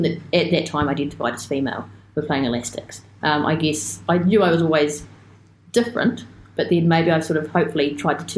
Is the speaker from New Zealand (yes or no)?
yes; Wellington, New Zealand; growing up in Miramar